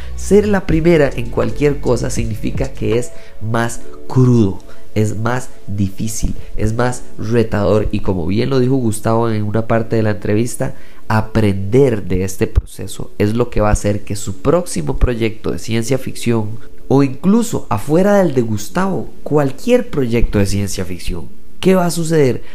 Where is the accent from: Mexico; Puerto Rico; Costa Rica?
Costa Rica; soy costarricense. Haber nacido en Costa Rica